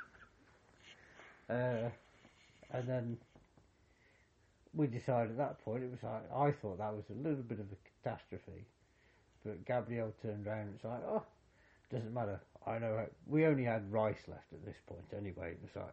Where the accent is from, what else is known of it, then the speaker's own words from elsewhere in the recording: United Kingdom; as a Brit in Argentina